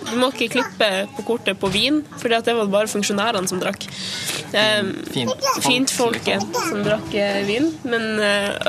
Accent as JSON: {"language": "Norwegian", "town": "Tysfjord", "region": "Nordland", "country": "Norway", "moved": "yes", "lives_now": "Longyearbyen, Svalbard", "said": "jeg er fra Tysfjord i Nordland."}